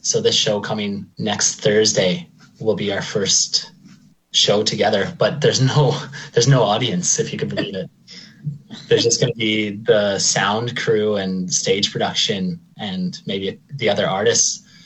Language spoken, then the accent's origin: English; Lacombe, Alberta, Canada; moved away as an adult; also born or lived in Red Deer, Alberta / Ireland; I, I grew up in Lacombe. I think I moved there in like the third grade or something like that. I was born in Red Deer, but I, I stayed in Lacombe until I was about 19